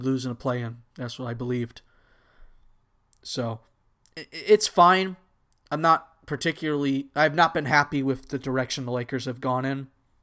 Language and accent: English; Anaheim, California, United States; I'm really only a fan of the Angels because I was born and lived near the Anaheim area, so they were the team of choice.